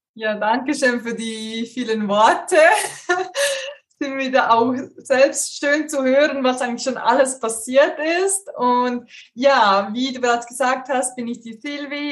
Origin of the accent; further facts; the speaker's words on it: Switzerland; bei uns in der Schweiz